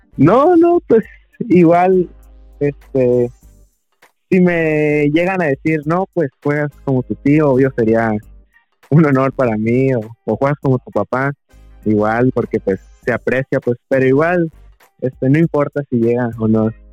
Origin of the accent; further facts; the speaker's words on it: Loreto, Baja California Sur, Mexico; also born or lived in La Paz / San José del Cabo; nací en La Paz, me a vivir a, San José un año y ya toda mi vida acá en Loreto